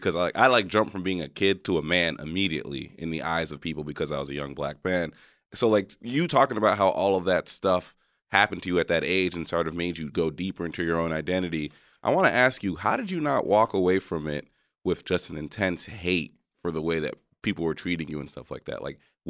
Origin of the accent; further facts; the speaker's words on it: New York, United States; moved away as an adult; also born or lived in Texas; growing up in New York, I kind of like, you know, went to Texas and was the only black person around.